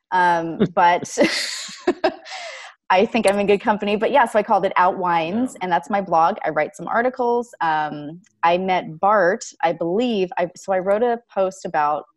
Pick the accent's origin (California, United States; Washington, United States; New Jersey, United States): Washington, United States; I'm from Washington State